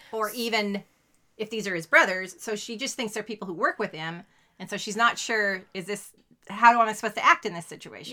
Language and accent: English; Sacramento, California, United States; we're from Sacramento